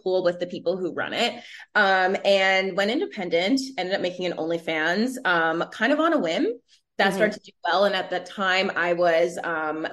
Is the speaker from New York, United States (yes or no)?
yes; New York City, New York, United States; also born or lived in Connecticut; born and raised in Brooklyn, New York. My family's Caribbean, so I'm first gen